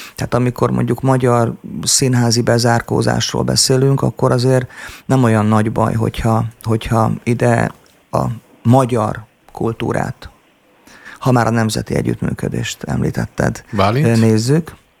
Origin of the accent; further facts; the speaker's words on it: Szombathely, Vas, Hungary; moved away as an adult; also born or lived in Budapest; now in Martonvásár, Hungary; egy lakótelepen nőttem fel most az éppen aktuális producertársammal, a Kovács Tibivel